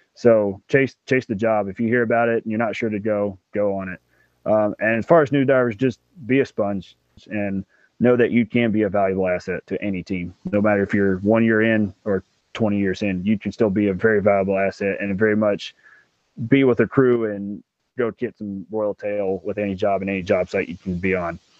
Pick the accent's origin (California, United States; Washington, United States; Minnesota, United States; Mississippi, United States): Mississippi, United States; right outside Memphis, Tennessee; also born or lived in New Jersey; I'm originally from Mississippi, right outside Memphis, Tennessee. Um, I was born here, raised here